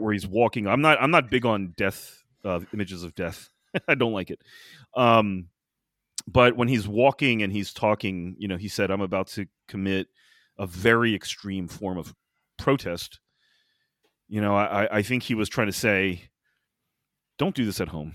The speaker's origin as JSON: {"language": "English", "country": "United States", "said": "as an American"}